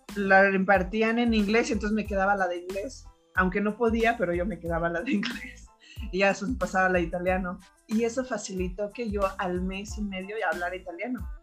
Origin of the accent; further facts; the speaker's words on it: Mexico; also born or lived in Turin, Italy; yo soy mexicana